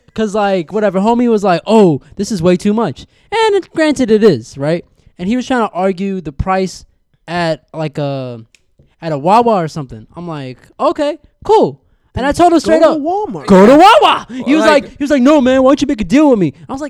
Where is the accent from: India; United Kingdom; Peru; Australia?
India; So obviously, me being an Indian man, I worked at a convenience store once upon a time, right?